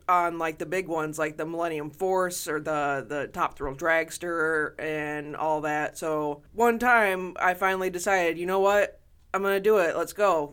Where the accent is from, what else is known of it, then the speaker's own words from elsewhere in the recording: Toledo, Ohio, United States; growing up in Toledo